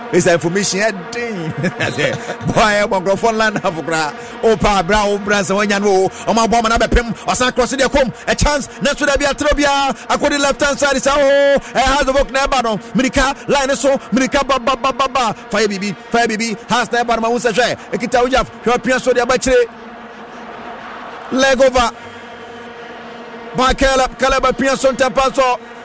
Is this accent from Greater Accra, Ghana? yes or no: yes; Accra, Greater Accra, Ghana; Team Nina, I am from Accra.